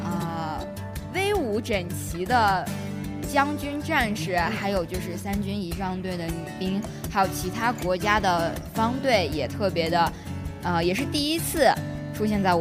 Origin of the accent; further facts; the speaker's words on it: China; 就是说我们是一个中国人而感到自豪和骄傲。